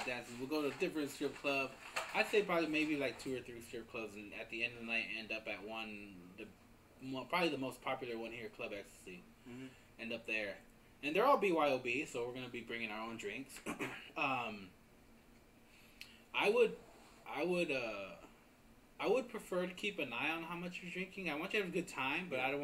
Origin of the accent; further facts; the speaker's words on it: Iowa, United States; I grew up in Iowa